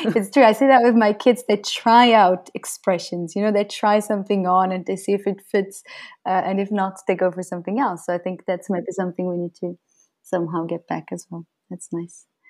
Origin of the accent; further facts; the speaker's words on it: Switzerland; moved away as an adult; now in Brazil; I grew up in Switzerland